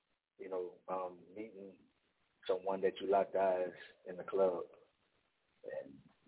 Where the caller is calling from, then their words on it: Opelousas, Louisiana, United States; From Opelousas, Louisiana.